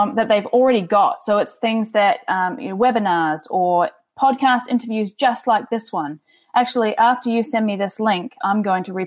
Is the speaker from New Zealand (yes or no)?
yes; New Zealand; now in Toronto, Canada; I'm originally from New Zealand, as you can probably tell from my sultry accent